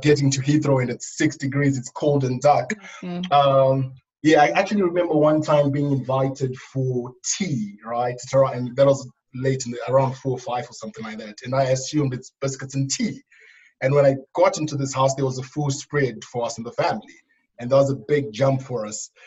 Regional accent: Zimbabwe; moved away as an adult; also born or lived in Namibia / Lowestoft; now in United Kingdom; I grew up in Zimbabwe

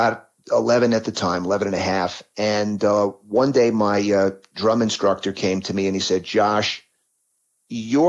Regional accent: New York City, New York, United States; I grew up in New York City

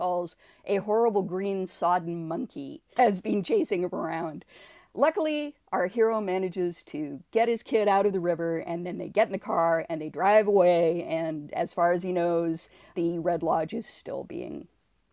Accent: Toronto, Ontario, Canada; I was not born in Toronto, but I was raised in Toronto

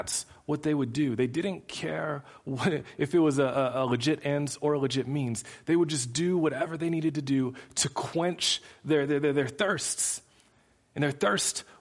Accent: United States; as an American Christ follower

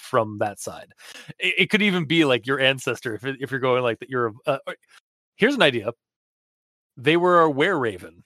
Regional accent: Canada; as a Canadian

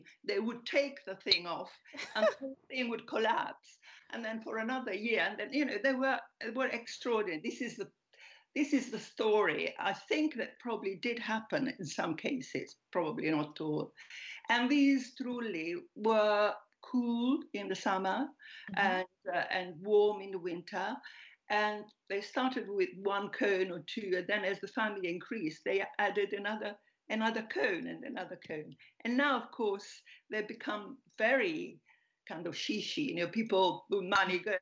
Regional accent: Apulia, Italy; also born or lived in Milan; now in London, United Kingdom; I was born in Puglia, but I moved away first to Milan and then to London

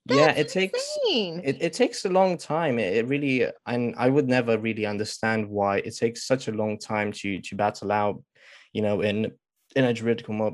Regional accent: Romania; now in United Kingdom; originally I'm from Romania, but I've moved in the UK in the past 14 years

